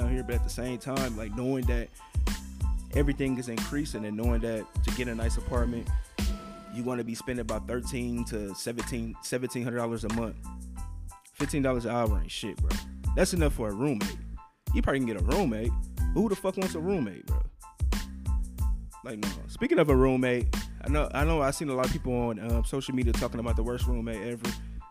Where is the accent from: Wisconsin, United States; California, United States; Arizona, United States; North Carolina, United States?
Wisconsin, United States; now in Texas, United States; I'm from Wisconsin